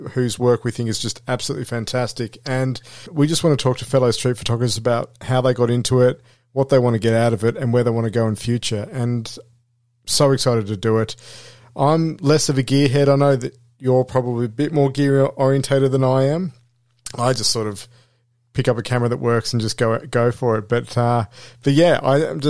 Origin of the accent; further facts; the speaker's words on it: Melbourne, Victoria, Australia; I'm from Melbourne